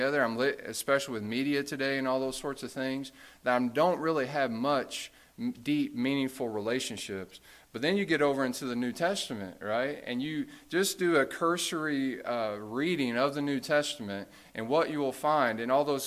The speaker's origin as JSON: {"language": "English", "country": "United States", "tie": "born or raised there", "said": "we are American, right? I mean, we're Christian. We're not American in the sense, right? We're Christian. That's our identity. But we did grow up in America"}